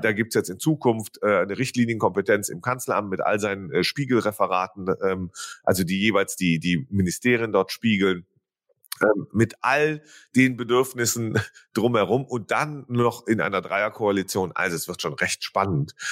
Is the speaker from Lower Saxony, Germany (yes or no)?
no; near Düren, North Rhine-Westphalia, Germany; Ich bin ja gebürtig aus der Nähe von Düren